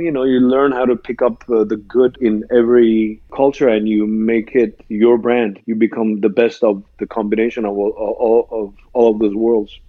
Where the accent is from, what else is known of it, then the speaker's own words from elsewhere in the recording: Iran; when I grew up in Iran, as you mentioned, I, I grew up in a uh, Christian uh, church environment